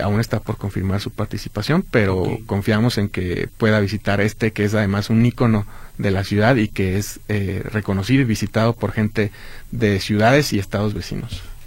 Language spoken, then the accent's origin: Spanish; Guadalajara, Jalisco, Mexico; parte de nuestra historia como tapatíos